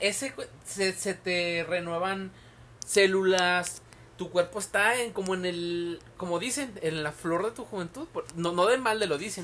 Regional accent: Tepic, Nayarit, Mexico; moved away; soy de Tepic

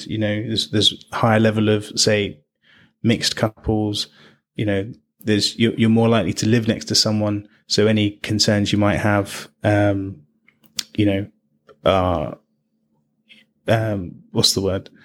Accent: London, United Kingdom; I was I was born in London

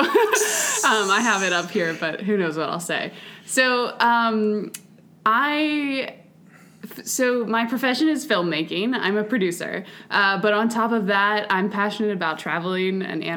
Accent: Palmyra, Pennsylvania, United States; I grew up in Palmyra

